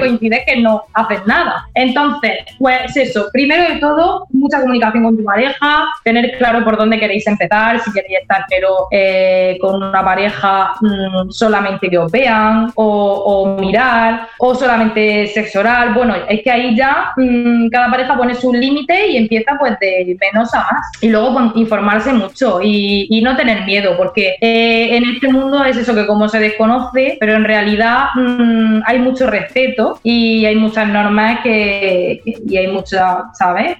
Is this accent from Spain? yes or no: yes; Spain; nosotros somos de España